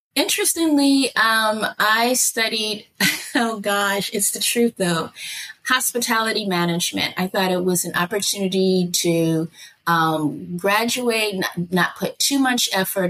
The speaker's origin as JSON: {"language": "English", "town": "Chicago", "region": "Illinois", "country": "United States", "tie": "born or raised there", "also_born_or_lived": "Okinawa, Japan / Yokosuka, Japan", "moved": "as an adult", "lives_now": "Yucatan, Mexico", "said": "I grew up on the south side of Chicago, 47th Street."}